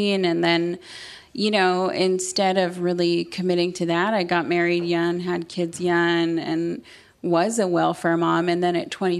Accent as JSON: {"language": "English", "area": "Seabird Island Indian Band", "region": "British Columbia", "country": "Canada", "tie": "born or raised there", "moved": "yes", "said": "I grew up on the Seabird Island Indian Band, which is an Indian reservation in British Columbia, Canada"}